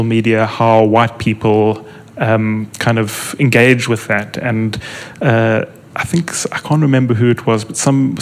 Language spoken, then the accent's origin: English; South Africa; as an English-speaking South African